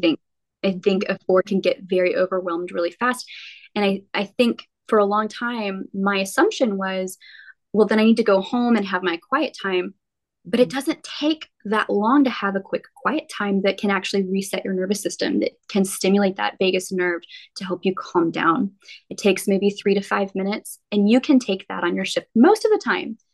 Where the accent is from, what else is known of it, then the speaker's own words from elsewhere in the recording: Midland, Texas, United States; also born or lived in Odessa, Texas / Lubbock, Texas; I grew up in West Texas, primarily Midland, Odessa